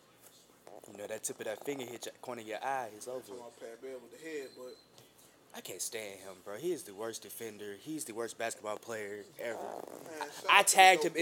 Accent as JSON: {"language": "English", "town": "Birmingham", "region": "Alabama", "country": "United States", "tie": "born or raised there", "said": "growing up in Birmingham"}